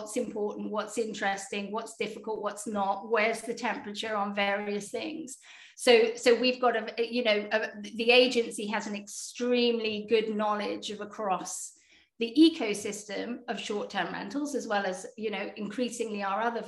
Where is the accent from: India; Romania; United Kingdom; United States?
United Kingdom; accent: British; most of us are actually based in the UK